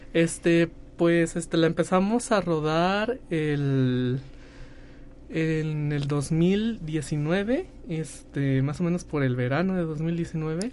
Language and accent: Spanish; Soledad de Graciano Sánchez, San Luis Potosí, Mexico; Nosotros somos de Soledad